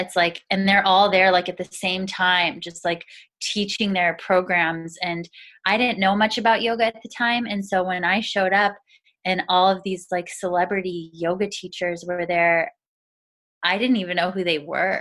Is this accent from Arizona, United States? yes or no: yes; Arizona, United States; moved away as an adult; now in Seattle, United States; I grew up in Arizona in a really small town that was predominantly Mormon community